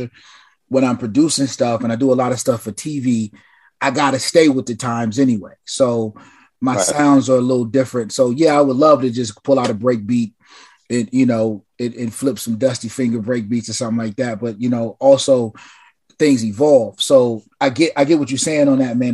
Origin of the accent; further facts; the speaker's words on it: West Coast, United States; as a West Coast kid